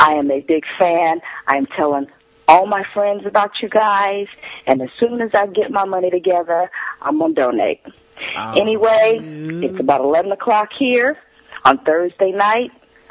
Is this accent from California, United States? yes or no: yes; Oakland, California, United States; now in San Francisco, United States; I'm originally from East Oakland